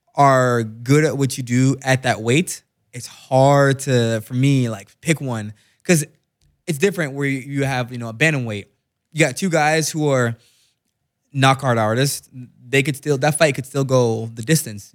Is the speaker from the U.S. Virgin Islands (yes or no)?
no; Jamaica; I'm Jamaican, so Wagwan means what's going on